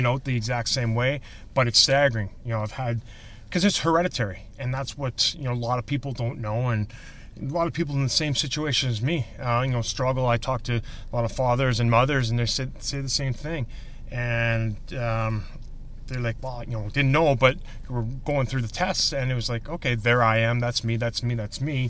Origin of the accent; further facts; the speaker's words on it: Saskatoon, Saskatchewan, Canada; moved away as an adult; now in Chicago, United States; I'm from Saskatoon, Saskatchewan, up in God's country in Canada.